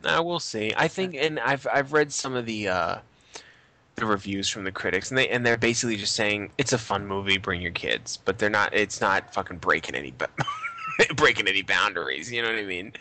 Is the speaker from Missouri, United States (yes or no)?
no; Boston, Massachusetts, United States; I'm from not New York City. I'm from Boston